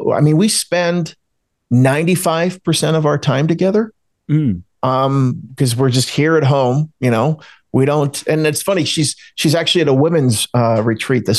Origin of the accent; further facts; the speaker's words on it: New Jersey, United States; I grew up outside of Philadelphia, Pennsylvania. I grew up in South Jersey